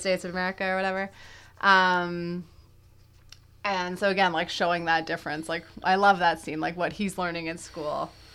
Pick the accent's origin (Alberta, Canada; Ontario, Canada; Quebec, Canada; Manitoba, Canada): Quebec, Canada; I'm from Quebec